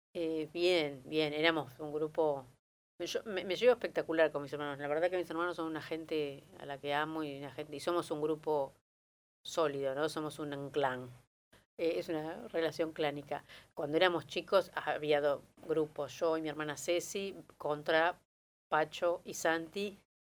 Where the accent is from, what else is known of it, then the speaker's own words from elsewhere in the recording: Argentina; now in Buenos Aires, Argentina; nací en Buenos Aires, pero me fui muy chico a La Barría, tenía un año